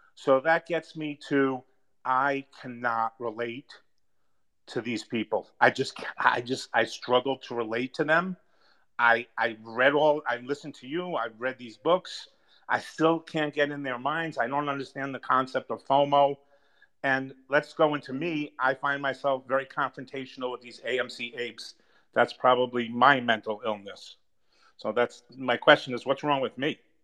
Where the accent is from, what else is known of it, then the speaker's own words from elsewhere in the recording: New York City, New York, United States; I grew up in the Bronx with a lot of very uneducated people